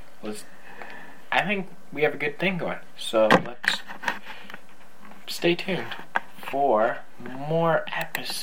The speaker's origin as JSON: {"language": "English", "country": "Canada", "said": "I'm Canadian"}